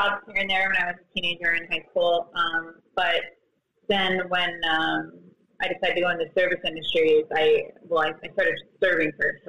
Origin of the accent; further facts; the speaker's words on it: East Coast, United States; moved away as an adult; also born or lived in New York City; now in San Diego, United States; I grew up on the East Coast. I've been out in San Diego for about 10 years now. I started my career in New York City and then moved here shortly after.